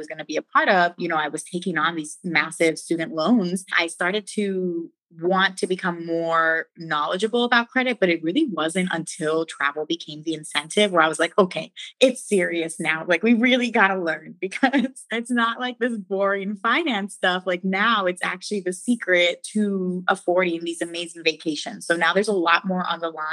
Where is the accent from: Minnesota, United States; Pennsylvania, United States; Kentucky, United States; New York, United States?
Pennsylvania, United States; Philadelphia; moved away as an adult; also born or lived in Maryland; now in Puerto Rico; I actually was born here in Puerto Rico and I grew up in Philadelphia